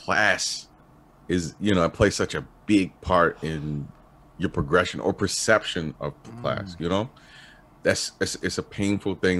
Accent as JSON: {"language": "English", "town": "Baltimore", "region": "Maryland", "country": "United States", "tie": "born or raised there", "said": "I'm from Baltimore, I grew up with a lot of people"}